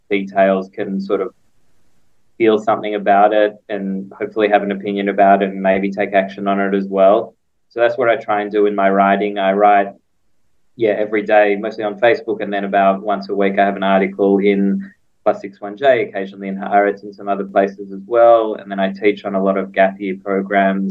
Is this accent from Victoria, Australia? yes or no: yes; Melbourne, Victoria, Australia; moved away as an adult; also born or lived in Israel; now in Jerusalem, Israel; I was actually born in Israel, and my parents moved to Australia when I was two, and I grew up in Melbourne, in Carnegie, and very much enjoyed my childhood there